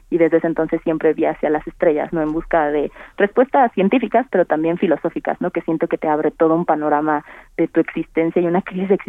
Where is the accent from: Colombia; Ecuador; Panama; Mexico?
Mexico; de creer en el potencial que tenemos como mujeres mexicanas, como mujeres alrededor de todo el mundo.